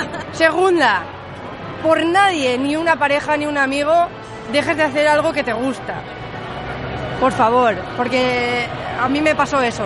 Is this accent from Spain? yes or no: yes; Valencia, Valencian Community, Spain; soy cosplayer de Valencia